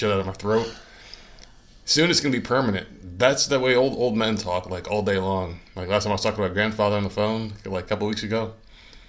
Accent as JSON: {"language": "English", "region": "New Jersey", "country": "United States", "said": "I come from New Jersey and we have Rutgers"}